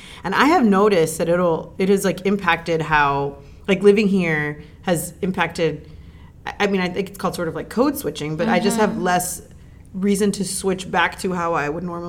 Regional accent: Miami, Florida, United States; well, we need to go all the way back because I am from Miami and that's the natural way of talking.

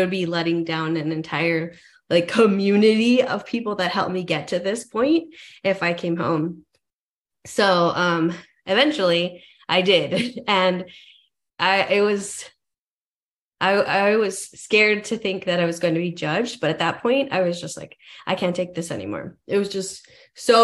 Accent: El Paso, Texas, United States; moved away as an adult; also born or lived in Arizona; I was born and raised in El Paso, Texas

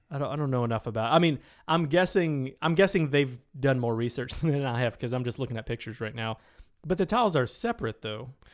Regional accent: Tennessee, United States; moved away; I went to high school in Tennessee, small town Tennessee.

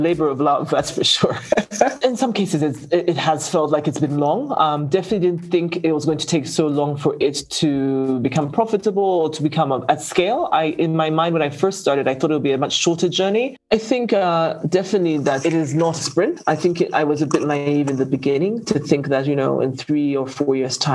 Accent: Zambia; I come from Zambia, and Zambia is, apart from mining, grows a lot of commodities

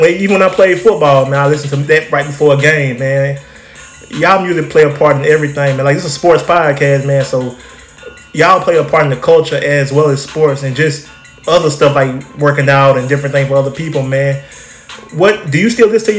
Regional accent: Alabama, United States; now in New Orleans, United States; I'm from Alabama originally, man. So, I'm born and raised in Alabama.

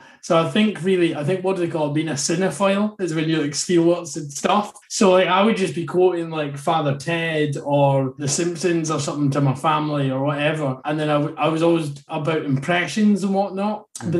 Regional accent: Inverness, Scotland, United Kingdom; So I'm from Inverness. I mean, I don't really have an Invernessian.

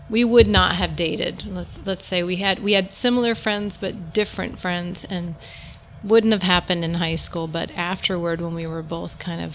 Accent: New Jersey, United States; I grew up in New Jersey

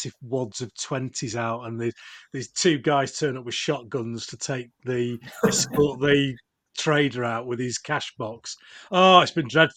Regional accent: Yorkshire and the Humber, United Kingdom; I'm from Yorkshire

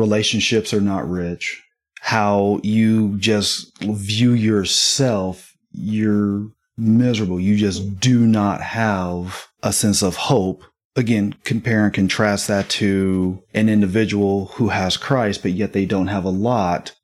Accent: Midwest, United States; born or raised there; moved away

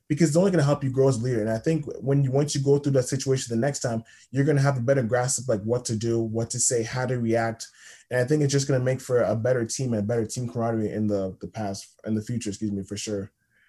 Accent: Toronto, Ontario, Canada; So basically, yeah, I'm from Toronto.

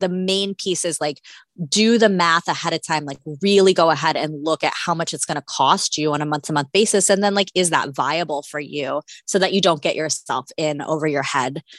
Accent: Florida, United States; I'm from Florida

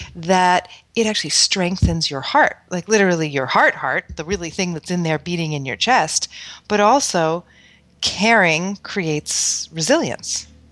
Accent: New York City, New York, United States; moved away; I grew up in Manhattan

